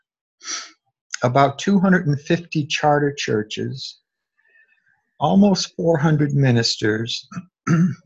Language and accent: English; Adams, Massachusetts, United States; I had a small parish here in my hometown of Adams